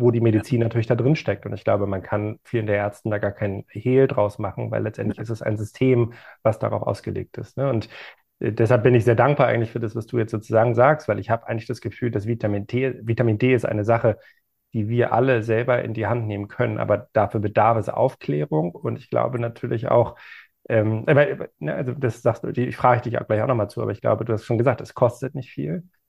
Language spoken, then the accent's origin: German; Germany; wir als Deutsche assoziieren